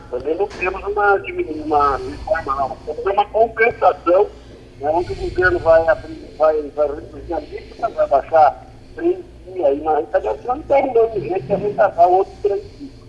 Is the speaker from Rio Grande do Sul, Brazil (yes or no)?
yes; Rio Grande do Sul, Brazil; eu sou do Rio Grande do Sul.